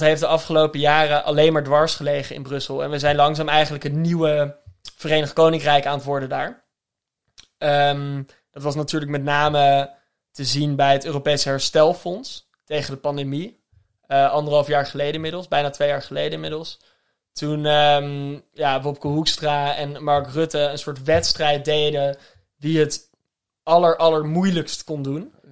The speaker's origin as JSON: {"language": "Dutch", "country": "Netherlands"}